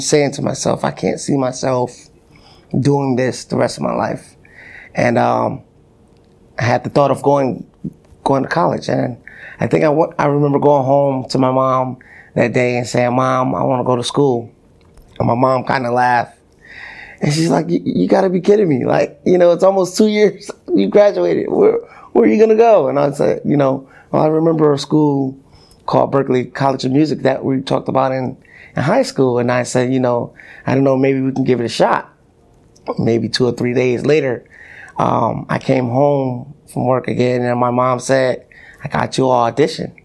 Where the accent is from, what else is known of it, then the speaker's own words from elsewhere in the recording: Connecticut, United States; growing up in Connecticut